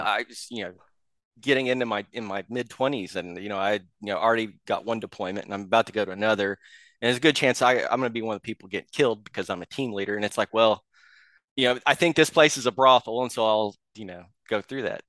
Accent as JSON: {"language": "English", "region": "Oklahoma", "country": "United States", "said": "I'm from Oklahoma"}